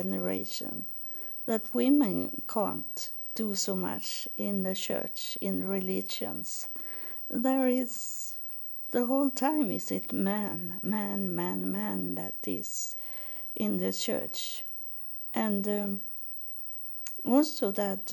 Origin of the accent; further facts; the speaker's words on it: Sweden; that belong not to my culture. That doesn't belong to Sweden.